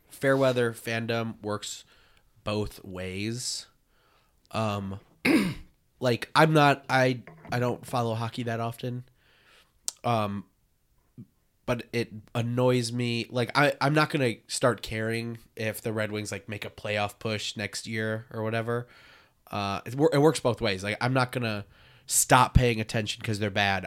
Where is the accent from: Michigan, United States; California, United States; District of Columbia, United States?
Michigan, United States; the West Side; I'm from the West Side